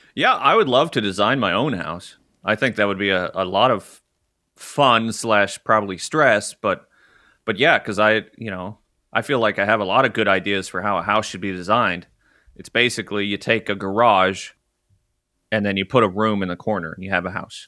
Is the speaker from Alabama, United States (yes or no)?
no; Arkansas, United States; moved away; I grew up in Arkansas